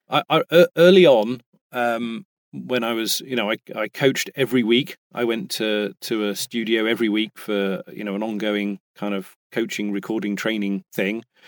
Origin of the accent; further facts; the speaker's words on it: United Kingdom; now in United States; I am British and I am in America.